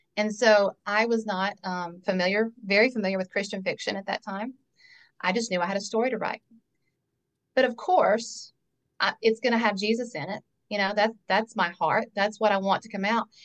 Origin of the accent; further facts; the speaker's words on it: North Carolina, United States; born and raised in North Carolina.